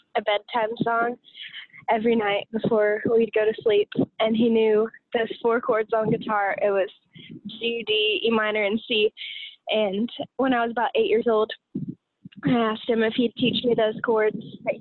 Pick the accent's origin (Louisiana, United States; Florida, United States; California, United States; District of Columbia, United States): Florida, United States; Pensacola; moved away as an adult; also born or lived in Mississippi; now in Pittsburg, Kansas, United States; I was born and raised in North Florida, Pensacola, Florida